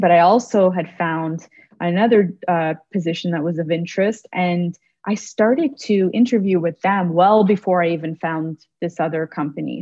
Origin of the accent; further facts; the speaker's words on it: Toronto, Ontario, Canada; moved away as an adult; now in Montreal, Canada; Toronto, which is my hometown